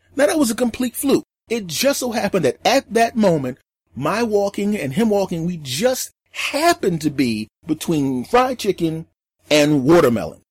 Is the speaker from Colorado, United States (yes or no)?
no; Philadelphia, Pennsylvania, United States; moved away; my hometown of Philadelphia